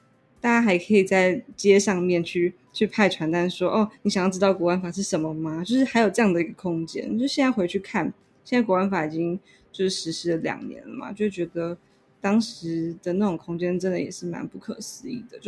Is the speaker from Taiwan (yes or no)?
yes; Taiwan; 就是我从来没有想过可以有别种的类型的生活，就是就是我觉得这就是台湾人的